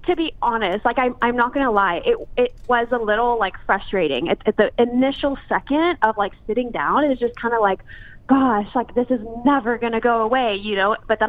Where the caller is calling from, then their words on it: Los Angeles, California, United States; Los Angeles